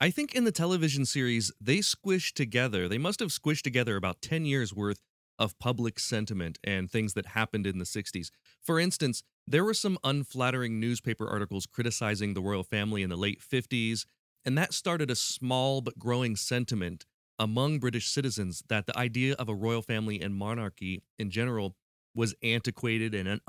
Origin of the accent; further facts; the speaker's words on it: United States; it's incredibly hard for me as an American to understand the idea of a royal family